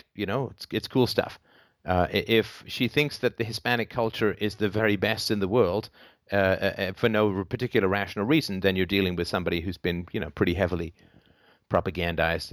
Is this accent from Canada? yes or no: no; England, United Kingdom; moved away; I come from England.